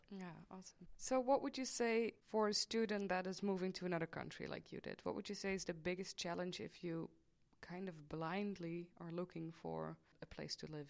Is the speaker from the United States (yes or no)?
no; Maastricht, Limburg, Netherlands; I am from Maastricht. I was born and raised here